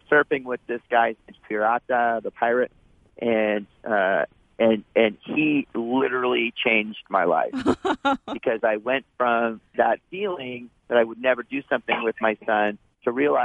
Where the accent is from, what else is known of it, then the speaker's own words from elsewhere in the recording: Santa Barbara, California, United States; I grew up in Santa Barbara, right? So, big surf town